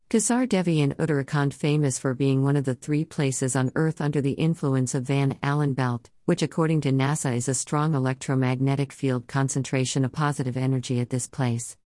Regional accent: Canada; I mean, I'm an ethnic Chinese living in Canada. But when I was growing up in Canada, I knew jack shit about India.

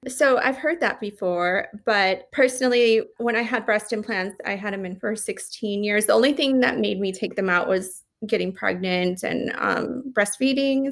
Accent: Las Vegas, Nevada, United States; moved away as an adult; also born or lived in Los Angeles; I moved back to Las Vegas, my hometown

